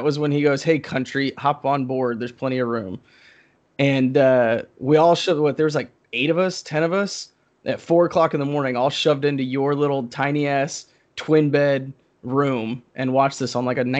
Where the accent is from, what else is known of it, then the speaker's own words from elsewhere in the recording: Oklahoma City, Oklahoma, United States; Oklahoma City moved to my hometown.